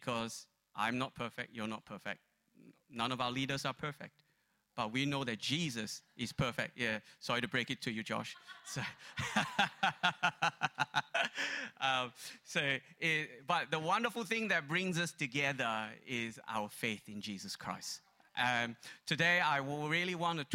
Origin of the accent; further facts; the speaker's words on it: Malaysia; moved away; growing up in Malaysia